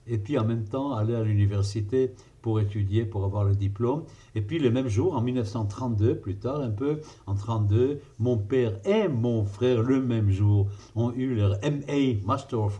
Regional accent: Jerusalem, Jerusalem District, Israel; Je peux vous dire par exemple que moi j'ai grandi à Jérusalem où j'ai grandi et à l'école où j'ai grandi et au mouvement Maccabi où j'étais, le mouvement scout

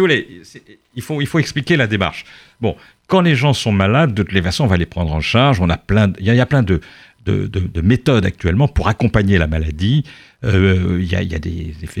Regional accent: Charente, Nouvelle-Aquitaine, France; now in Paris, France; la Charente, d'où je viens

